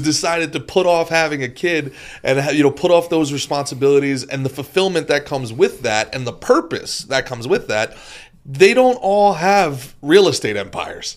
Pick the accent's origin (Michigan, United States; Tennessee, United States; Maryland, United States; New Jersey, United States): New Jersey, United States; also born or lived in Brooklyn, New York; now in Florida, United States; I was born in Brooklyn and raised in Jersey